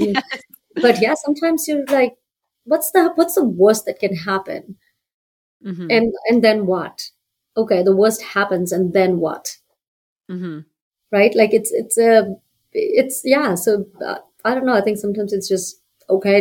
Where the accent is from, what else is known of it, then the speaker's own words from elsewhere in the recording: Fiji; now in Calgary, Canada; I'm from Fiji